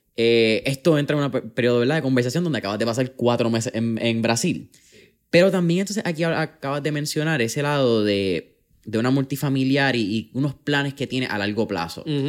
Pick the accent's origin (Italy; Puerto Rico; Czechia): Puerto Rico; en Puerto Rico, que somos un país caribeño, que recibimos sol directo ah, bastante